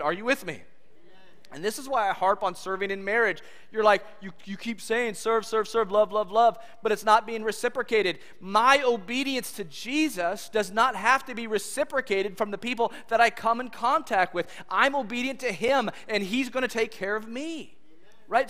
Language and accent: English; California, United States; moved away as an adult; also born or lived in Kansas; I grew up in California